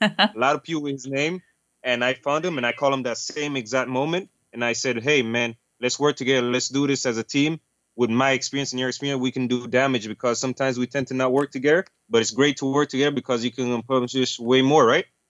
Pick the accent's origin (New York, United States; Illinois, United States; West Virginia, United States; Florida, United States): Illinois, United States; Chicago; moved away as an adult; I'm actually from Chicago too